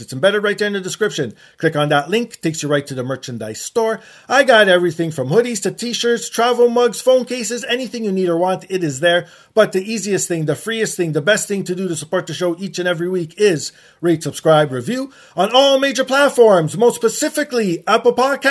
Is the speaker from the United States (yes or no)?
no; Canada; I'm proud Canadian